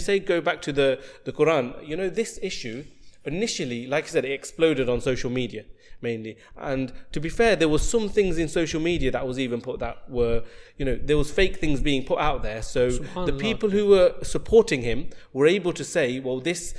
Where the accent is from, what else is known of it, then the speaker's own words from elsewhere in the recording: Nottingham, East Midlands, United Kingdom; I'm from Nottingham